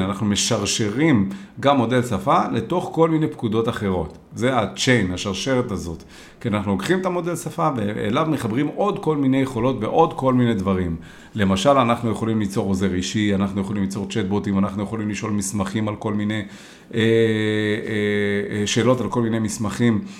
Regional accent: Israel

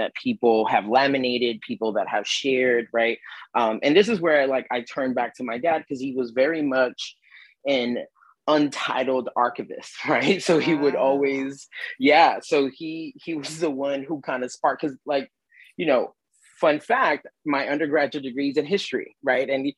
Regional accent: New York City, New York, United States; my hometown neighborhood of Bushwick

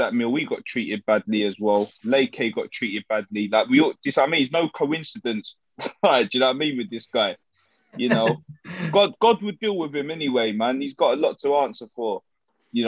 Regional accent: London, United Kingdom; also born or lived in Tottenham; I come from Hoxton

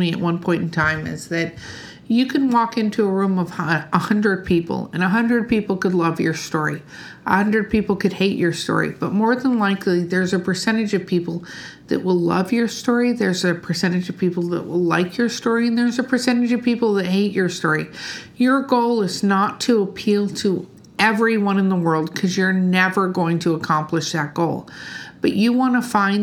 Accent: Wisconsin, United States; moved away; I grew up in Wisconsin a little bit

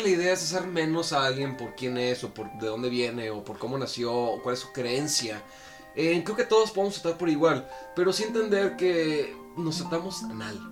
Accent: Mexico; Como mexicanos

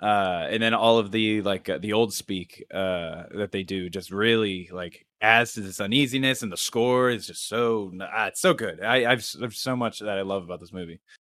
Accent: Pennsylvania, United States; And also shot in Pennsylvania, which is also cool because we're from Pennsylvania.

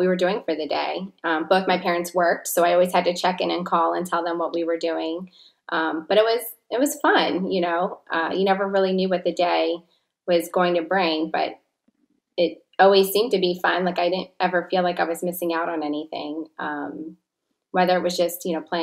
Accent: Plantation, Florida, United States; I was born and raised in Plantation, Florida

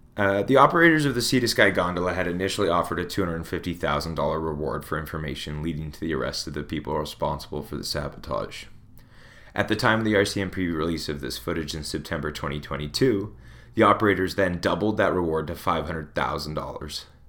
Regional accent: Smithers, British Columbia, Canada; I'm from a ski town, Smithers

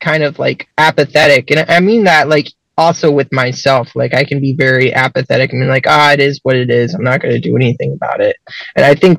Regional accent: Central Ohio, United States; I'm from Central Ohio

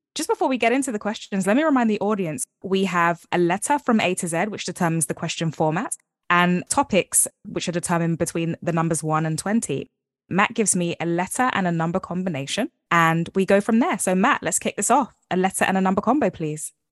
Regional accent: London, United Kingdom; I live in London, born and raised

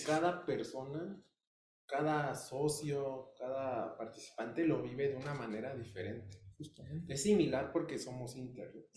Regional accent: Mexico; como buen hijo mexicano

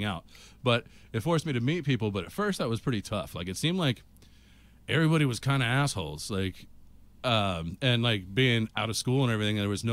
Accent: California, United States; moved away as an adult; I was from California

